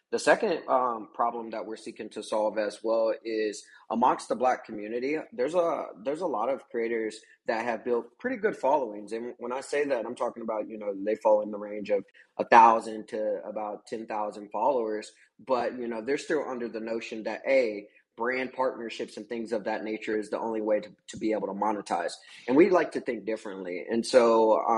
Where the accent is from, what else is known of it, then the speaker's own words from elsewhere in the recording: Kansas, United States; I'm originally from Kansas